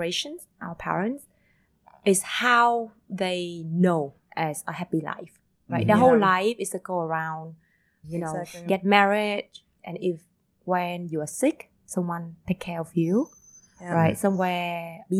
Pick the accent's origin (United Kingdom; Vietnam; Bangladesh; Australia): Vietnam; Vung Tau, Ba Ria-Vung Tau; also born or lived in Switzerland / Uganda; I was born and raised in Bung Tao, but my whole family from Hanoi